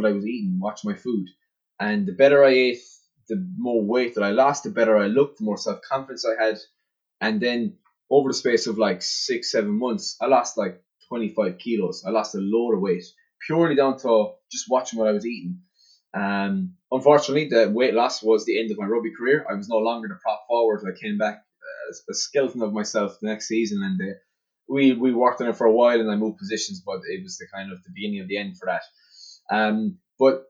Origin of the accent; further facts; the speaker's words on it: West Limerick, Munster, Ireland; I grew up in West Limerick, out in the countryside on a farm